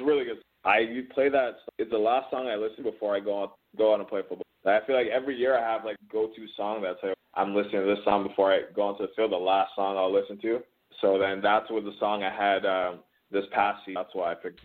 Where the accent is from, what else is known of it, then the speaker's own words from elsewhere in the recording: Toronto, Ontario, Canada; also born or lived in Cambridge, Ontario; I'm originally from Toronto, and then right. my my family moved about an hour west to um to Cambridge